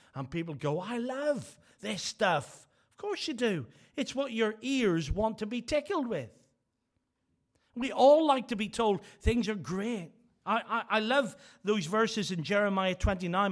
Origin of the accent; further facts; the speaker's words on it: Northern Ireland, United Kingdom; I'm from Northern Ireland